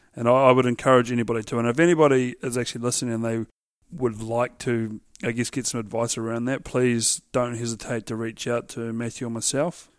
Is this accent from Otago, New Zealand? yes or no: yes; Central Otago, New Zealand; I grew up in Alak, so for those that don't know, Alaks and Cromwell are Central, Central Otago